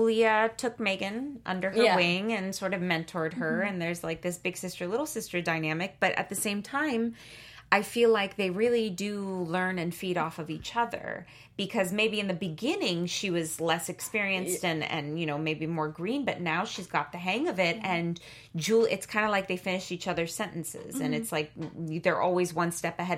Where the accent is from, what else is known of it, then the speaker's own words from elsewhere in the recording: Bay Area, California, United States; moved away as an adult; also born or lived in Germany / New York; now in Los Angeles, United States; I was born in Germany. But then when I was about one, moved to the States and grew up in the Bay Area